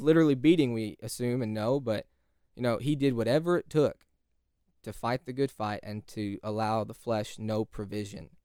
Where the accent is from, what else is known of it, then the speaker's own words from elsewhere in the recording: California, United States; now in Texas, United States; California is home